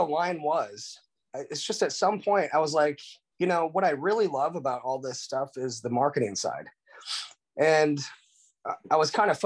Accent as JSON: {"language": "English", "region": "Iowa", "country": "United States", "moved": "yes", "lives_now": "Florida, United States", "said": "I'm originally from Iowa. I actually moved down here, 2001. I live in Florida now."}